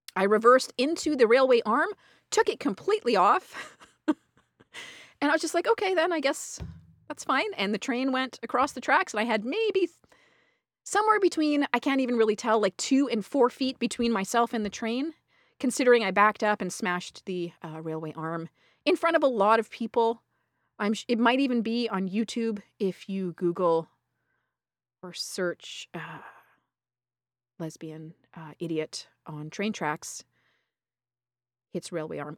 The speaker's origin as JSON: {"language": "English", "country": "Canada", "accent": "Canadian", "said": "my fucking Canadian accent"}